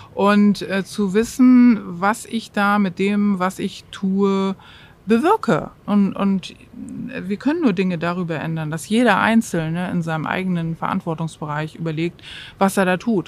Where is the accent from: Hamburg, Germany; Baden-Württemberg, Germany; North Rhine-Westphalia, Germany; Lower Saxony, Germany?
Hamburg, Germany; moved away; ich bin Hamburgerin, ich war lange weg und bin also auch ganz voller Überzeugung ähm, wiedergekommen in die Stadt